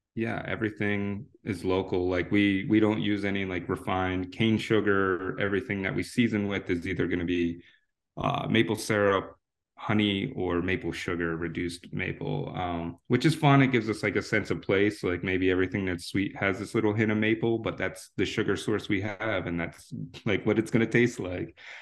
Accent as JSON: {"language": "English", "region": "New Jersey", "country": "United States", "tie": "born or raised there", "moved": "as an adult", "lives_now": "Washington, D.C., United States", "said": "I grew up in South Jersey to the ripe age of seventeen"}